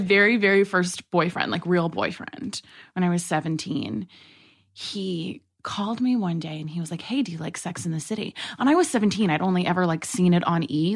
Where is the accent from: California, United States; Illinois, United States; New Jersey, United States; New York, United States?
New York, United States; New York City; moved away; I grew up in New York City